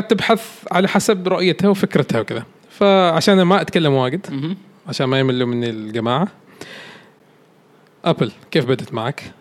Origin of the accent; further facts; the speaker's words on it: Oman; انا يمكن اكثر انسان افرح واسعد لما اشوف الشركات الكبيره تتعاقد معنا نحن كعمانيين